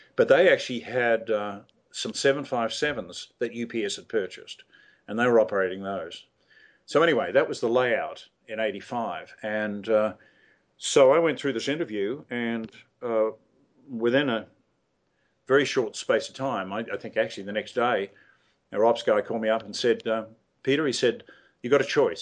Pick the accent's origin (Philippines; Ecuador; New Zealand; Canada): New Zealand; I'm an ex colonial just like you. And, uh, you know, I'm from New Zealand